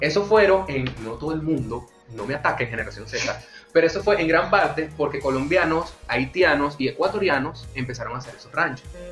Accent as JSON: {"language": "Spanish", "country": "Venezuela", "said": "los venezolanos tenemos"}